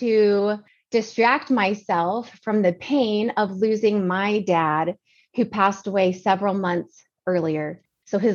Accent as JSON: {"language": "English", "region": "Georgia", "country": "United States", "tie": "born or raised there", "moved": "yes", "lives_now": "San Antonio, United States", "said": "I grew up in Georgia with amazing parents"}